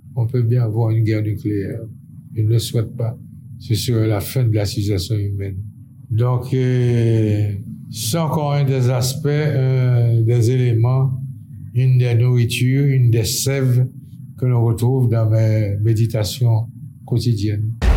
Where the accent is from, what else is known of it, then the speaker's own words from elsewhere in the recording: Port-au-Prince, Ouest, Haiti; also born or lived in Artibonite; Je suis né dans la Thibonide en 1936, ça fait bien 87 ans